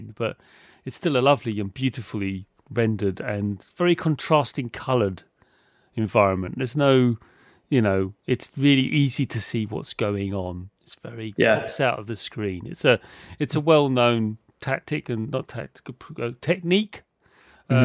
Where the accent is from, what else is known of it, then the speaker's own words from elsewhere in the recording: United Kingdom; I'm British